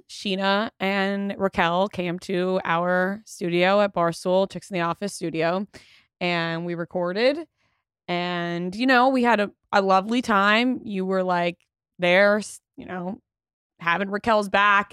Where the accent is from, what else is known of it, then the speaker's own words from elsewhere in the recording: Long Island, New York, United States; now in Jersey City, United States; I'm from Long Island